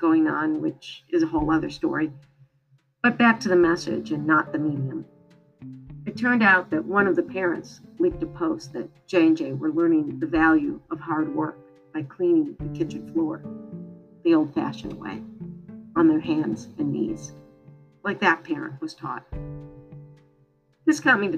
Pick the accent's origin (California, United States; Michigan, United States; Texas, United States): Michigan, United States; When I was growing up in Michigan